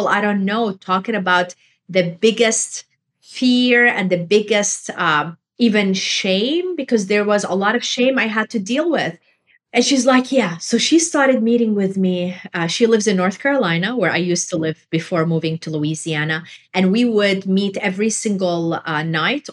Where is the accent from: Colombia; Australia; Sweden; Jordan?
Jordan; moved away; I was raised in Jordan